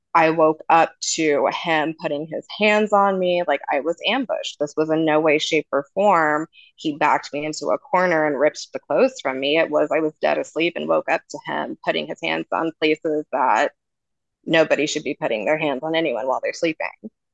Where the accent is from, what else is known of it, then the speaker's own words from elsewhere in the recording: Redding, California, United States; my hometown in Redding, California